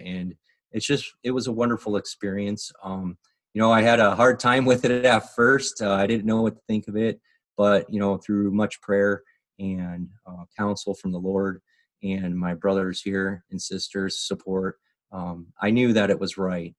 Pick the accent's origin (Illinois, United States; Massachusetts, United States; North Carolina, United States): Illinois, United States; Bensenville; now in Phoenix, United States; I grew up in, just outside of Chicago, Illinois.